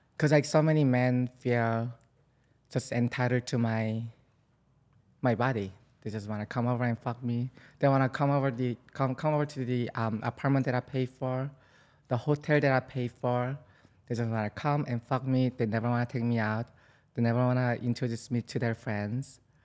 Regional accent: South Korea; now in New York City, United States; I'm from South Korea

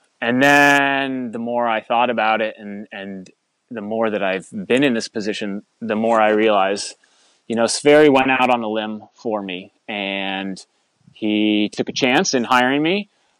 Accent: Putney, Vermont, United States; I grew up in Putney. I went to the Putney School for 2 years.

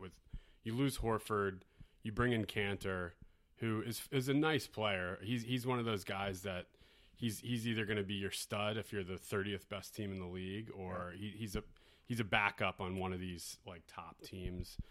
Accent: Philadelphia, Pennsylvania, United States; As a Philadelphian

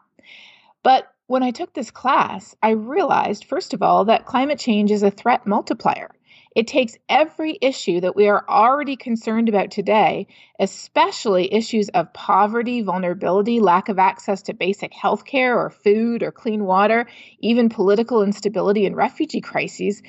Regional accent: Canada; my home country of Canada

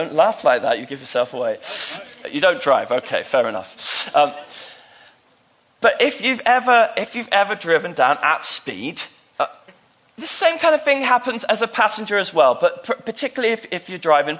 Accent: United Kingdom; moved away; my hometown down south

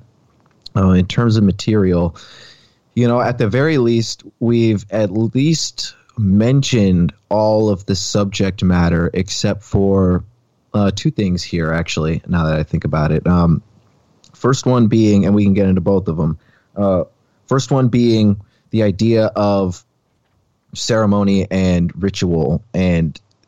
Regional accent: Alaska, United States; I grew up outside of Anchorage, like 15 minutes down the highway. And there seems to be so much UFO activity surrounding the Chugach mountain range.

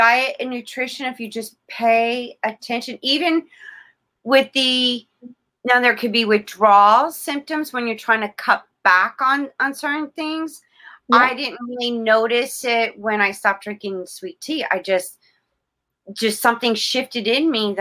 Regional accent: South Florida, United States; I was born and raised in South Florida

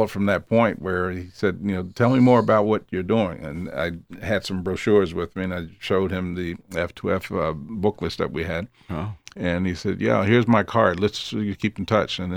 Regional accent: Philadelphia, Pennsylvania, United States; Just up the street from my hometown, Philly.

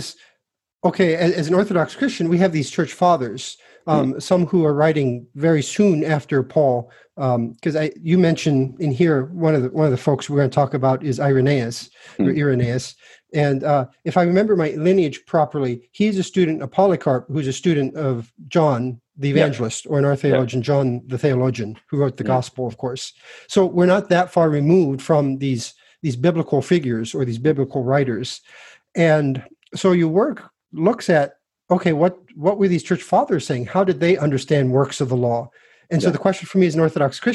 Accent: United States; as Americans, we've got our ID badge now that says we're American

